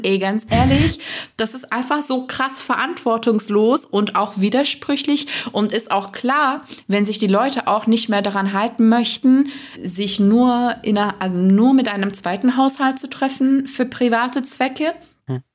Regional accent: Turkey; moved away as an adult; now in Germany; ich bin ja in der Türkei aufgewachsen und war 23 Jahre alt, als ich nach Deutschland gezogen bin

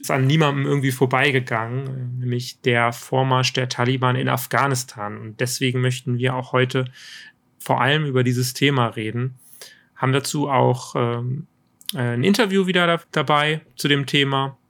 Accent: Germany; als Deutsche

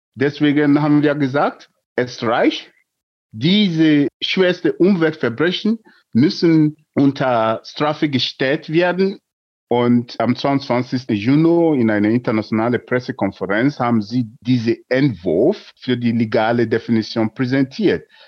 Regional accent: Nigeria; German is a second language; moved away as an adult; now in Germany; Ich bin in Nigeria geboren und vor mehr als drei Jahrzehnten nach Deutschland geflüchtet

